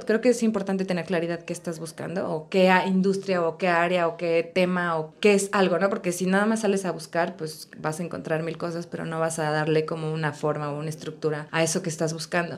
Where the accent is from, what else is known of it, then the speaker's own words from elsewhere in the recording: Puebla, Mexico; also born or lived in Spain; yo soy de Puebla